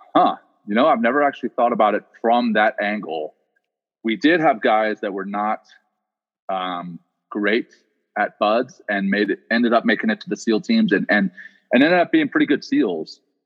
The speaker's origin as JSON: {"language": "English", "region": "Louisiana", "country": "United States", "tie": "born or raised there", "also_born_or_lived": "South Africa", "said": "I grew up in Louisiana"}